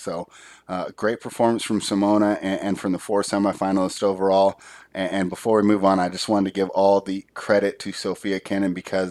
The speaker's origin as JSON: {"language": "English", "country": "Latvia", "said": "But with Latvia playing the United States, so I saw my home country versus my favorite player."}